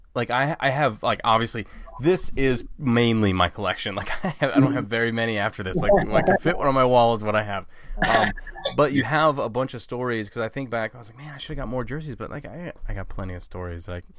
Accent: Ohio, United States; we're both from Ohio

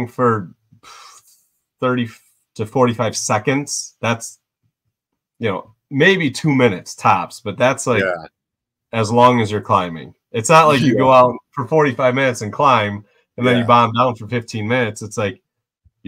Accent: Michigan, United States; I'm from Michigan

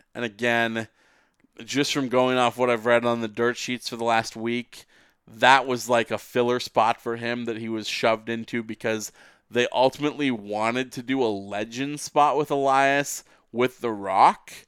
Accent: Vancouver, British Columbia, Canada; we're both from Vancouver

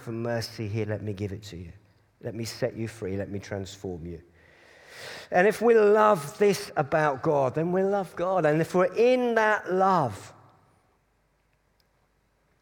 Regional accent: Cambridge, East of England, United Kingdom; I was brought up in Cambridge

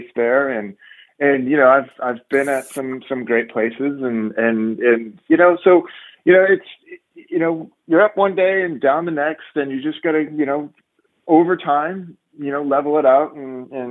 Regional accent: San Diego, California, United States; growing up in San Diego, I played tennis there and used to play for hours

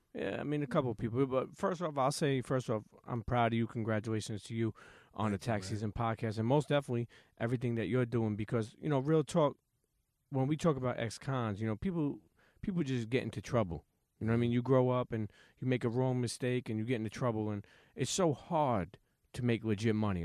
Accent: New York City, New York, United States; I grew up in Coney Island.

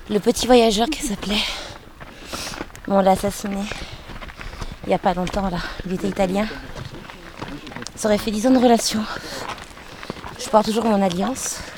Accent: Paris, Île-de-France, France; Moi je viens de Paris.

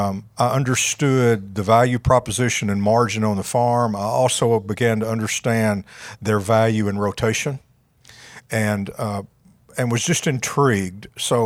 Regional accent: Paragould, Arkansas, United States; I'm a local guy. I grew up just outside of Paragould, went to school at Arkansas State

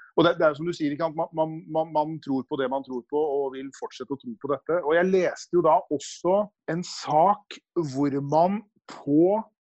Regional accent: Nøtterøy, Vestfold, Norway; når jeg vokste opp da, på Nøtterøy på 70-tallet

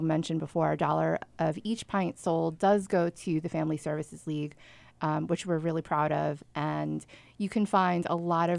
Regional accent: Long Island, New York, United States; I'm from Long Island

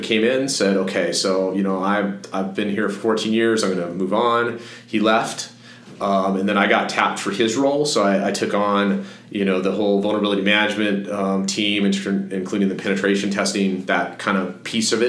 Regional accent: Fort Collins, Colorado, United States; moved away as an adult; I grew up in Fort Collins.

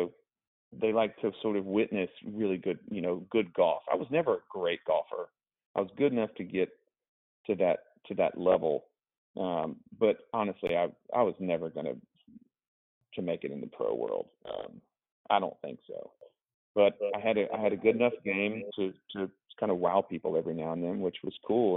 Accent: Augusta, Georgia, United States; also born or lived in Mississippi; grew up in Augusta, Georgia, which is basically like the golf capital of the world

